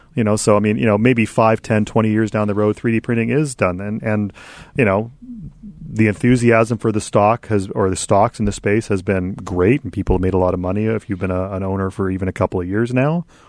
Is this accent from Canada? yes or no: yes; Canada; as the Canadian interloper